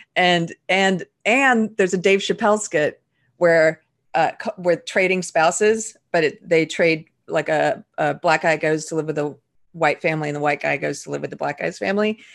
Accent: the South, United States; I am a Southerner

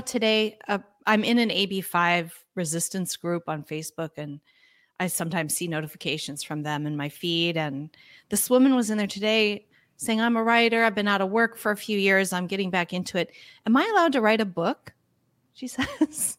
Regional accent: United States; being an American

